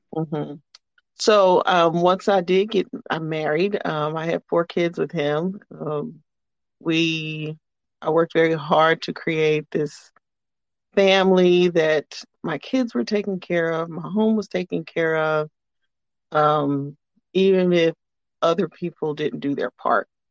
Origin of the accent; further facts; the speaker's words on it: Amarillo, Texas, United States; I am uh, born and raised in Texas, Amarillo, Texas specifically